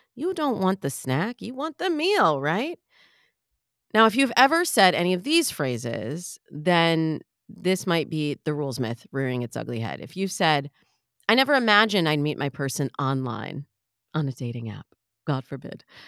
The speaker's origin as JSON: {"language": "English", "region": "Michigan", "country": "United States", "said": "I'm from Michigan, so I always, I have to really think about the word mirror, mirror. Am I saying that right? Mirror? Because we say mirror"}